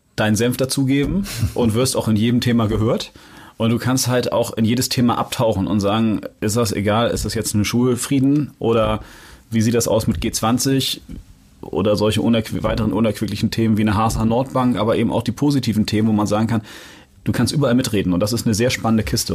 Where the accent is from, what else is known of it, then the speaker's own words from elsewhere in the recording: Hamburg, Germany; ich bin in, ja, in Jenfeld aufgewachsen